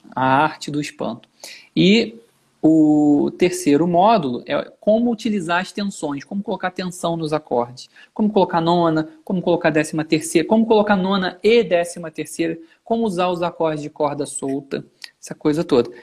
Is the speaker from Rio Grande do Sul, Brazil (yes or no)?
no; Nova Friburgo, Rio de Janeiro, Brazil; eu sou de Friburgo e eu fui para o Rio